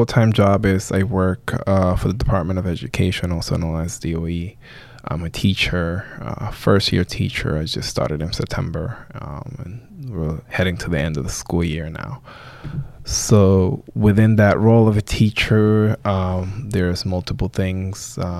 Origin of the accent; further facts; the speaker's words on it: New York, United States; also born or lived in Dominican Republic; So I was born here in the Bronx, Jacoby Hospital to be exact. But my parents are from the Dominican Republic. In terms of being raised, I was raised actually part-time here in New York, but also in the Dominican Republic.